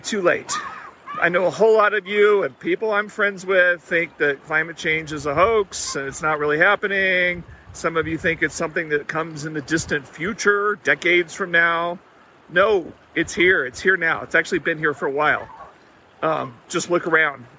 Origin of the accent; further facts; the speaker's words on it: Texas, United States; I grew up in Texas